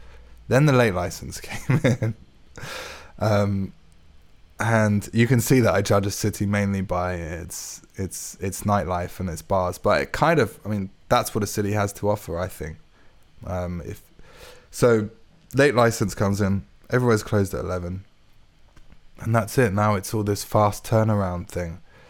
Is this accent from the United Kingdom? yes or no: yes; London, United Kingdom; born there; also born or lived in Middle East / Hertfordshire; Well, I was born in North London and then lived in the Middle East for a while, then came back to Hertfordshire and now back in London.